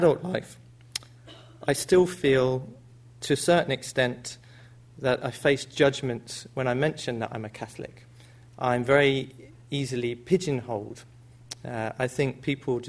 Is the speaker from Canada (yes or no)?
no; United Kingdom; a young person growing up in the British society